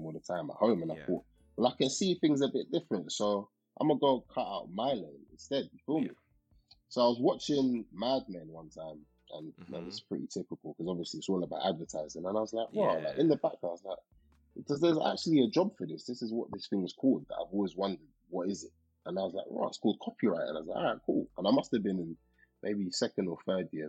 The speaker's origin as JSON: {"language": "English", "country": "Nigeria", "said": "being Nigerian"}